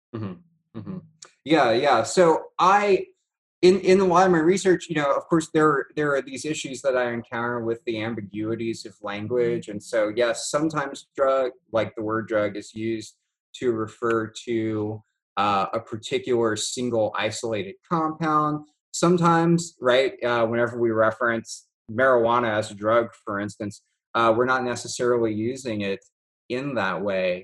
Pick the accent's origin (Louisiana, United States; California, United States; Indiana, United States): Louisiana, United States; South; also born or lived in Oregon; now in Louisiana, United States; I grew up in South Louisiana